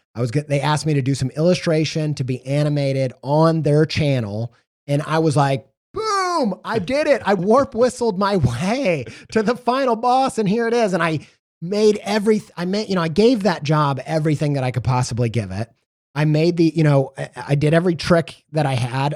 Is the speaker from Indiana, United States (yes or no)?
yes; Indiana, United States; growing up in Indiana